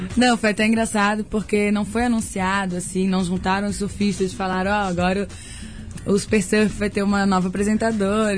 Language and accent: Portuguese; Florianópolis, Santa Catarina, Brazil; accent: Floripa; sou catarina, mas eu acho que eu tenho esse cantadinho é de Floripa mesmo